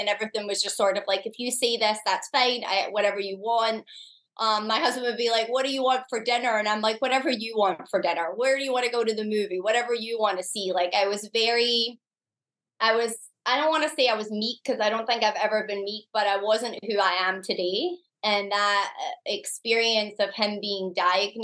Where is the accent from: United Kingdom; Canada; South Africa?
United Kingdom; Scotland; moved away as an adult; now in United States; I'm from Scotland. I'd moved to the US.